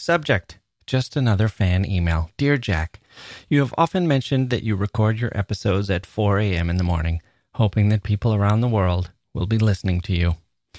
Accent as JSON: {"language": "English", "country": "India", "tie": "born or raised there", "said": "at the beginning of the COVID-19 lockdown in India, when I had to come back to my hometown some 5 hours away from Delhi."}